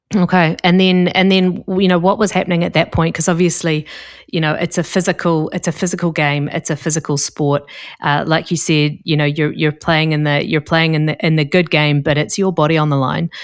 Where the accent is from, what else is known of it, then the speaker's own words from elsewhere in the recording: New Zealand; moved away; I come from New Zealand, where we don't have, uh, American football